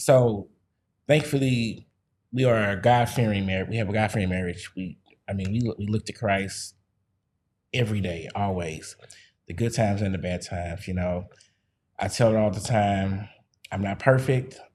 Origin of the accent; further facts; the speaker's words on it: Missouri, United States; I'm from the Show Me State